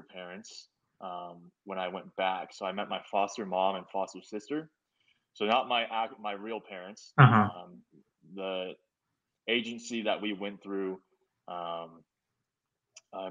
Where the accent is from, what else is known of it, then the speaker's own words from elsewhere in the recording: Lake Oswego, Oregon, United States; also born or lived in Changwon, South Korea; I grew up in Lake Oswego